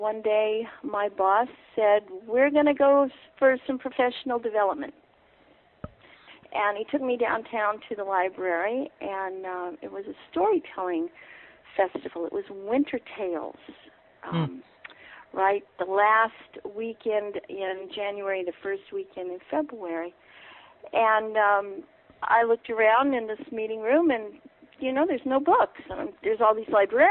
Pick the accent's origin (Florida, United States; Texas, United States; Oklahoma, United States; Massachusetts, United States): Oklahoma, United States; moved away as an adult; now in Fredericksburg, United States; I'm originally from Oklahoma